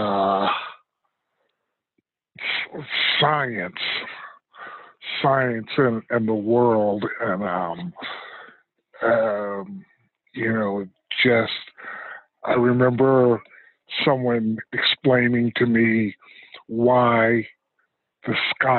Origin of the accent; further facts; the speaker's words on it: Rensselaer, New York, United States; growing up in Rensselaer was kind of cool because, like I said, I felt it was a close-knit community